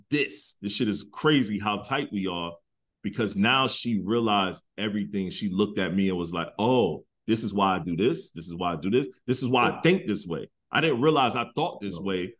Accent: Detroit, Michigan, United States; moved away; also born or lived in the South; I'm from Detroit

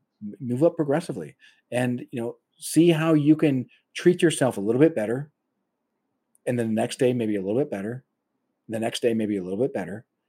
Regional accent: United States; my frame of reference is an American

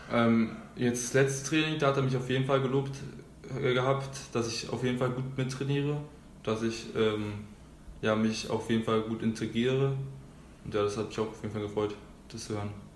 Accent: Schulzendorf, Brandenburg, Germany; also born or lived in Berlin; da bin ich halt äh, aus Berlin nach Schulzendorf gezogen und da halt wollte ich irgendwas machen, das war glaube ich mit sieben

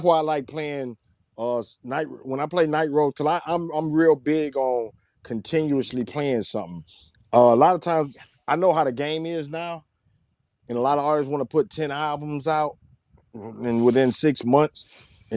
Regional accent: Saginaw, Michigan, United States; moved away; repping Sag

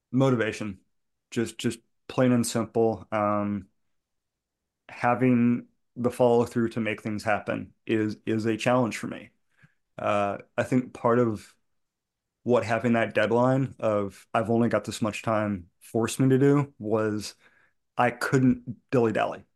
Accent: outside Boston, Massachusetts, United States; I grew up outside Boston playing punk rock

